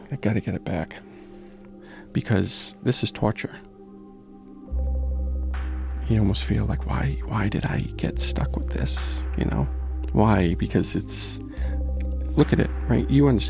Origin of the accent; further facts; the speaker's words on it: Providence, Rhode Island, United States; I'm from Providence.